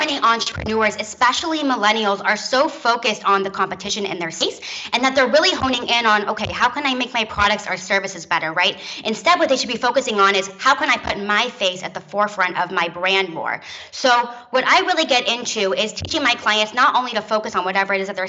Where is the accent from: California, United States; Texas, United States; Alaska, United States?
California, United States; now in Tel Aviv, Israel; I'm originally from the San Francisco Bay Area, but when I graduated from college, I actually took a digital nomad route and moved to Tel Aviv, Israel, and started my business from there.